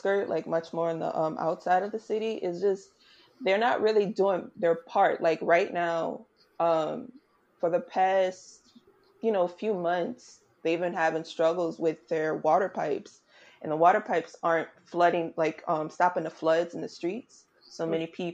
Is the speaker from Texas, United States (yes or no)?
no; New Orleans, Louisiana, United States; My hometown.